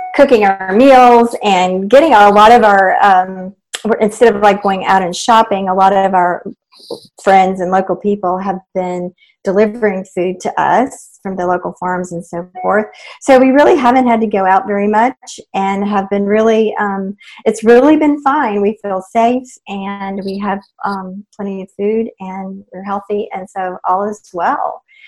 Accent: East Tennessee, United States; moved away; I grew up in Tennessee in a small town in East Tennessee.

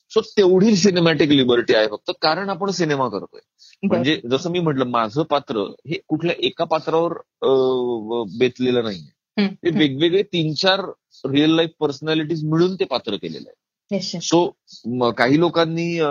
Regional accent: Maharashtra, India; मी महाराष्ट्रीयन आहे

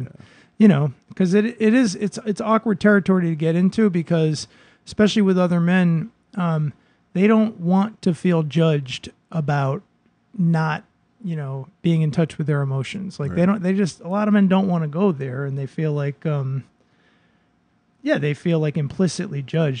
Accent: Boston, Massachusetts, United States; I grew up in a very, I grew up basically in the Park Slope of Boston, like the most, actually I grew up in a very Dominican neighborhood

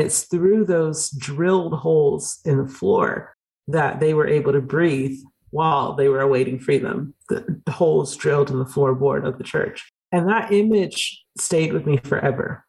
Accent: Georgia, United States; I grew up in Georgia

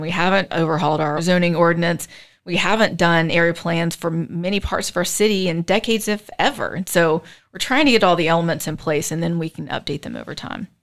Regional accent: Charleston, South Carolina, United States; moved away as an adult; also born or lived in Chapel Hill, North Carolina / Florida; now in Charlotte, United States; I'm originally from Charleston, South Carolina

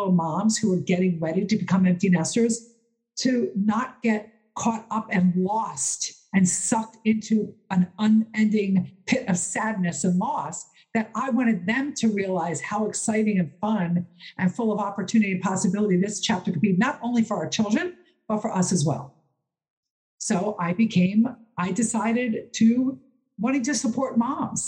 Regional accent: Philadelphia, Pennsylvania, United States; my hometown, Philadelphia

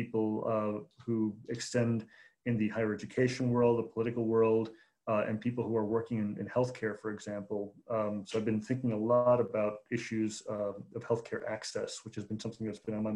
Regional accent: Chicago, Illinois, United States; I was born and raised in Chicago

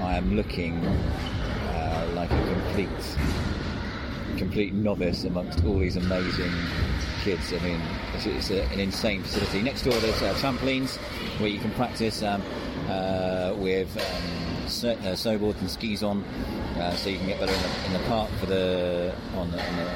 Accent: North Devon, South West England, United Kingdom; I'm from North Devon

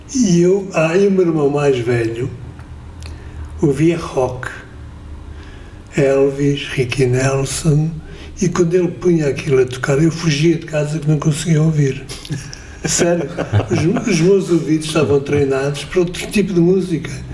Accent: Coimbra, Centro, Portugal; nasci em Coimbra, o que quer dizer Quer dizer que ouvia muito Fado de Coimbra

